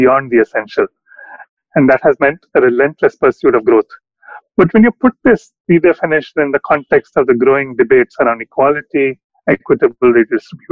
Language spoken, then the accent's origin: English; South India, India; now in Delhi, India; as a South Indian living in Delhi